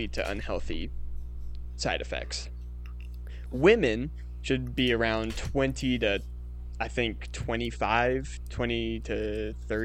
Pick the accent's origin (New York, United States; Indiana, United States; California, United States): Indiana, United States; I'm from Indiana